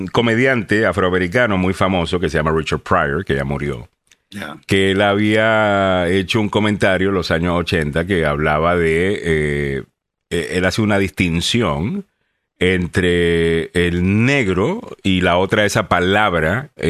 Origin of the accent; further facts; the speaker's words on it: Panama; moved away; also born or lived in El Salvador; Nací en El Salvador, me fui a Panamá desde dos años y me crecí o me crié en Panamá por 16 años. Eh, o sea que estuve ahí hasta los 18 años.